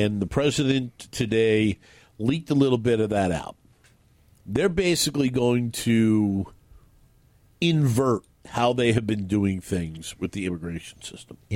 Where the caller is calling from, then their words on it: West Richland, Washington, United States; Oh, I'm …. I'm in West Richland.